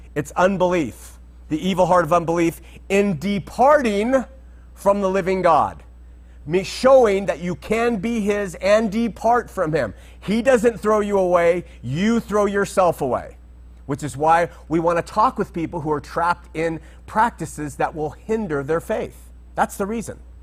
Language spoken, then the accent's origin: English; Southern California, United States; growing up in Southern California